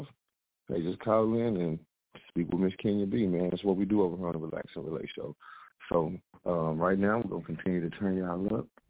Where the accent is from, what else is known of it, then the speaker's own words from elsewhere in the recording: Mineola, Texas, United States; I'm not from Dallas. I'm from Mineola, Texas, baby. East Texas, 903